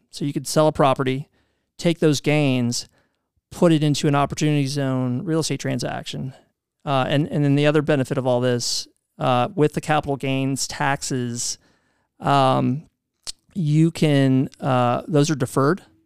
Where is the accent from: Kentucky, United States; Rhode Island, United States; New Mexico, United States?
Kentucky, United States; Louisville; moved away as an adult; also born or lived in New York City; I'm from Louisville